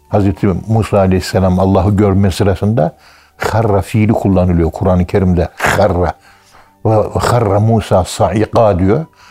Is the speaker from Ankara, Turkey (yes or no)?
yes; Ankara, Turkey; Ankara'nın bir tek Kayabaşı mahallesinde küçükken ben 1951 doğumluyum